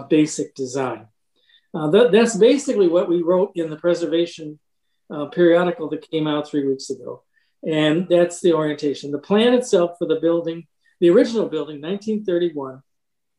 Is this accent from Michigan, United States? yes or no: yes; Michigan, United States; also born or lived in Chicago; now in Lake Forest, United States; originally from Michigan and the city, but have lived in Lake Forest for almost a half century